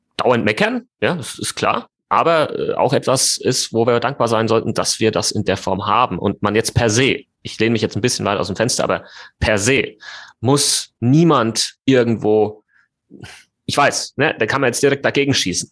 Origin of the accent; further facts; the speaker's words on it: Germany; bei uns in Deutschland